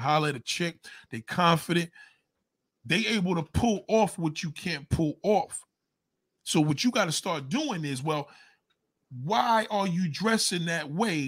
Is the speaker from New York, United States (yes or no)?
yes; New York, United States; As a New Yorker, we're born this way